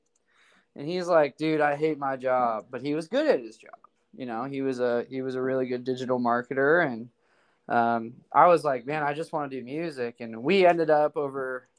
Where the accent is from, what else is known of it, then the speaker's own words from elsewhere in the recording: North Idaho, United States; I'm born and raised in North Idaho.